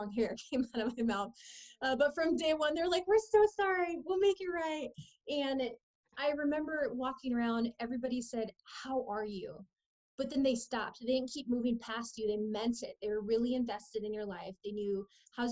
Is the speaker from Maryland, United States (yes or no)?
no; San Diego, California, United States; I was born in San Diego and grew up in a low-income home